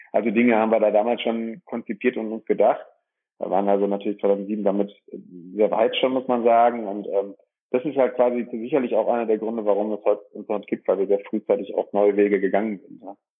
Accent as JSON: {"language": "German", "town": "Dorsten", "region": "North Rhine-Westphalia", "country": "Germany", "tie": "born or raised there", "said": "komme aus dem schönen Dorsten, einer kleinen und mittelgroßen Stadt, 90.000 Einwohner, äh, welches zwischen dem Münsterland und im Ruhrgebiet liegt, ähm, im Kreis Recklinghausen. Bin hier geboren"}